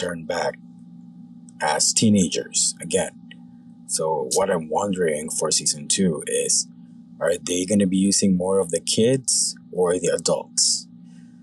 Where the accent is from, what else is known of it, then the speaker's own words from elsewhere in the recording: Philippines; I'm from the Philippines.